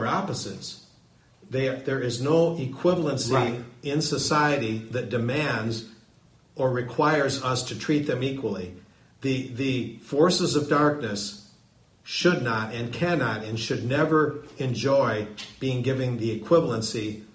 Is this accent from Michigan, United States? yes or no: yes; Bridgman, Michigan, United States; now in Texas, United States; my hometown, Bridgman, Michigan, in southwestern Michigan